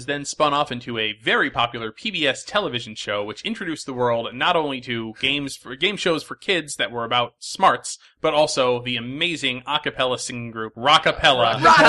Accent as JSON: {"language": "English", "region": "New England", "country": "United States", "tie": "born or raised there", "said": "I grew up in New England"}